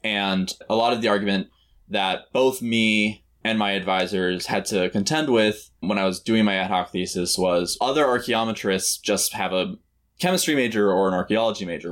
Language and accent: English; Milwaukee, Wisconsin, United States; I am from Milwaukee, Wisconsin.